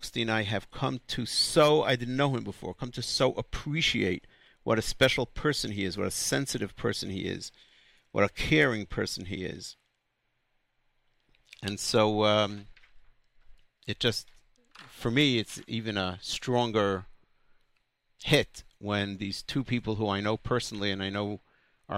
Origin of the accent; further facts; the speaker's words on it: New York City, New York, United States; I grew up in the Young Israel of Borough Park. And for most of my life, until the age of 18, most of my childhood